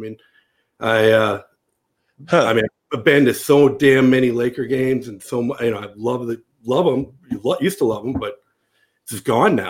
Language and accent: English; Wisconsin, United States; now in Los Angeles, United States; So, I grew up in Wisconsin and I wasn't supposed to be a Lakers fan.